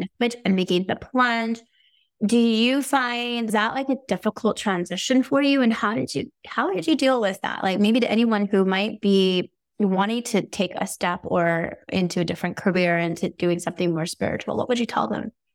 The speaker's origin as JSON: {"language": "English", "town": "Las Vegas", "region": "Nevada", "country": "United States", "said": "I'm from Las Vegas"}